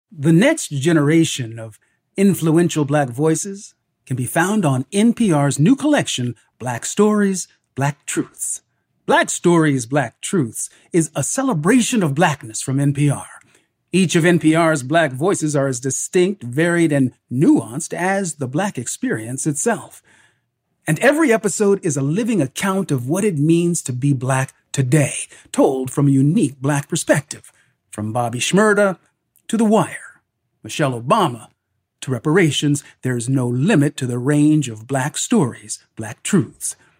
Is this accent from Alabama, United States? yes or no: no; Northern California, United States; as a young black kid growing up in Northern California